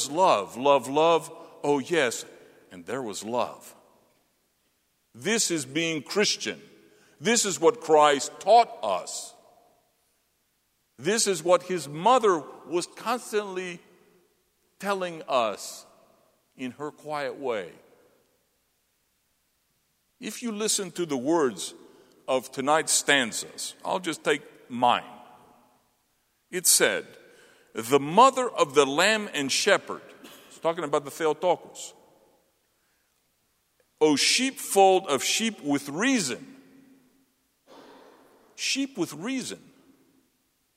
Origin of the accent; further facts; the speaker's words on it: the South, United States; now in Gettysburg, United States; I'm a true son of the South